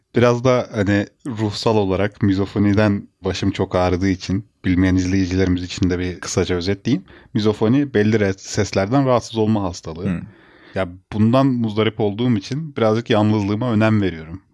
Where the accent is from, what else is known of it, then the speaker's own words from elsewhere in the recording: Bursa, Turkey; ben yaşadığım şehirde, büyüdüğüm şehirde üniversite okudum